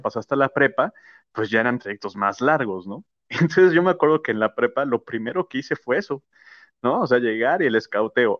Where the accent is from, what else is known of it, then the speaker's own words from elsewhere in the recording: Mexico; also born or lived in United States; now in Mexico City, Mexico; nosotros como mexicanos